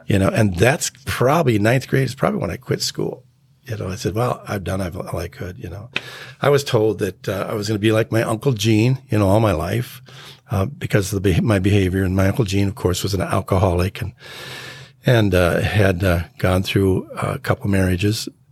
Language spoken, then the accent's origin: English; North Saint Paul, Minnesota, United States; also born or lived in Spokane, Washington; I grew up in Spokane, Washington, up until about fourth grade, then from fourth grade to the rest of my life, I've been here in Minnesota